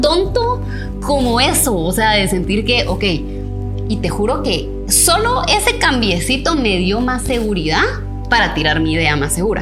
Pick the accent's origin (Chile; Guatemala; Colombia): Guatemala